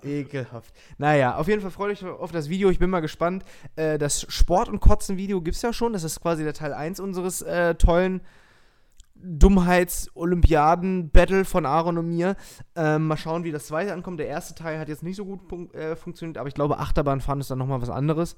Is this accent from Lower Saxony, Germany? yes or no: yes; Lower Saxony, Germany; ich bin ja aus Niedersachsen